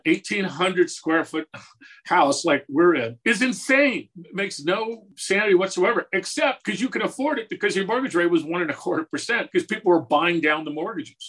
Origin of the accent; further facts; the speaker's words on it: Southern California, United States; moved away; And I come from Southern California originally.